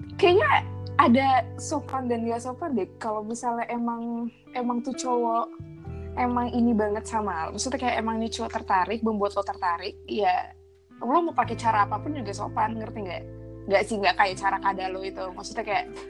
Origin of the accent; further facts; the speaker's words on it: Jakarta, Indonesia; moved away; also born or lived in France; Gue dari Jakarta